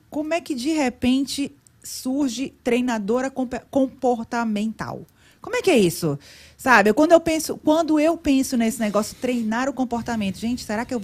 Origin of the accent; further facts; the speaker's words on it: Rio de Janeiro, Brazil; eu sou mais carioca